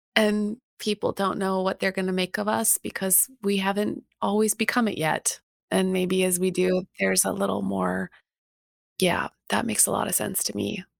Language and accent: English; Canada; I'm Canadian